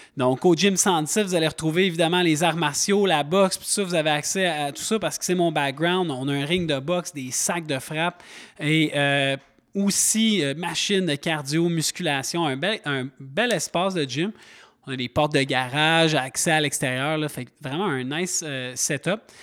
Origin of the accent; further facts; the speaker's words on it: Montreal, Quebec, Canada; moved away as an adult; now in Mont-Tremblant, Canada; Je viens de Montréal, ça fait déjà 15 ans que je suis installé